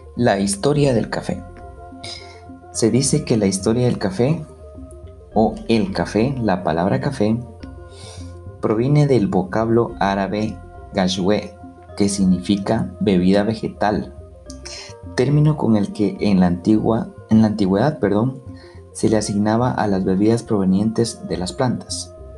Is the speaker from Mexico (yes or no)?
no; Guatemala; como buen chapín, como buen guatemalteco